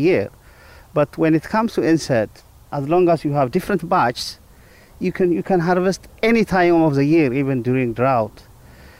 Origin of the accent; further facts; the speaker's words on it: Ethiopia; I'm from Ethiopia.